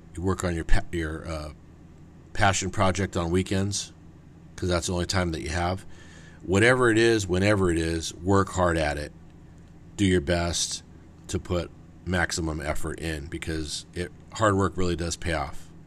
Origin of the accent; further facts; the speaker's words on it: Whittier, California, United States; I grew up in West Whittier.